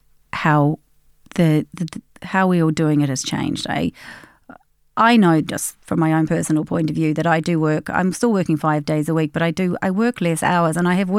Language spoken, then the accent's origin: English; Australia; moved away as an adult; now in Ireland; We came from Australia. I came via the UK, got myself registered with the General Dental Council in London